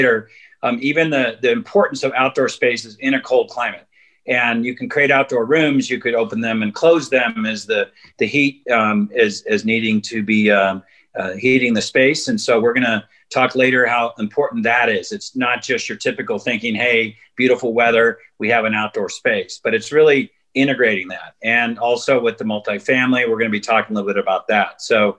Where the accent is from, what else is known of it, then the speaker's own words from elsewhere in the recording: Southern California, United States; I grew up in Southern California.